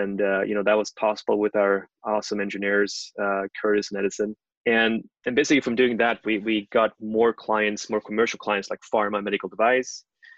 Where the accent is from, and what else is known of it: Norway